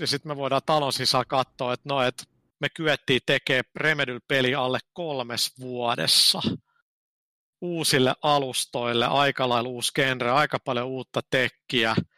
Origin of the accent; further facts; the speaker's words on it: Finland; mä oon Suomesta